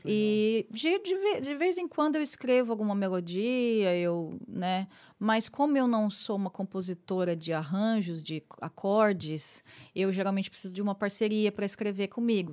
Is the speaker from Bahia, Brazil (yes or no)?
no; Londrina, Paraná, Brazil; moved away as an adult; now in New York, United States; como eu sou de Londrina, né? Eu voltei a Londrina